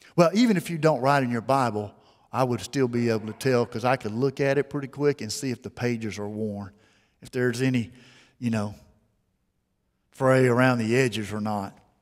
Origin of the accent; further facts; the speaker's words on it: Mobile, Alabama, United States; I was raised here in Mobile